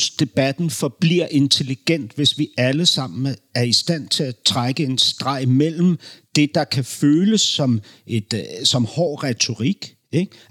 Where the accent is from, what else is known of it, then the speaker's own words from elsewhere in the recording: Berlin, Germany; Danish is a second language; moved away; jeg voksede op i Berlin i 70 talet i 70-talet, 70'erne.